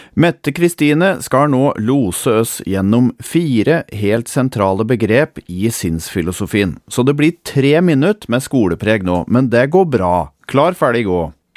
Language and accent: Norwegian; Toten, Innlandet, Norway; Her har jeg vokst opp og levd store deler av livet mitt.